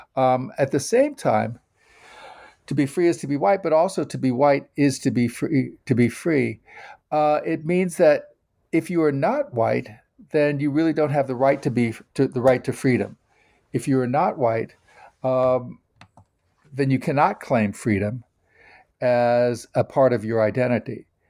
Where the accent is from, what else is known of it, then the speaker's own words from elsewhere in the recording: United States; I am an American